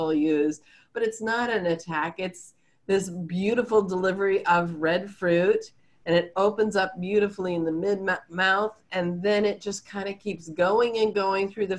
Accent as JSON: {"language": "English", "town": "Chicago", "region": "Illinois", "country": "United States", "moved": "yes", "lives_now": "San Francisco Bay Area, United States", "said": "I'm a transplant from the Chicago area. So we did not have microclimates in the Chicago area"}